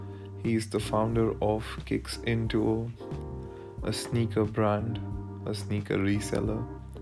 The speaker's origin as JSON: {"language": "English", "town": "New Delhi", "region": "Delhi", "country": "India", "tie": "born or raised there", "said": "Growing up in New Delhi, India, I've always looked up to him, learned from him."}